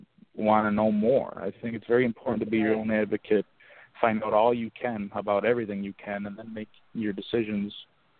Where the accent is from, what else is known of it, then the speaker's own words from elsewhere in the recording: Auburn, New York, United States; now in Buffalo, United States; my hometown, Auburn, New York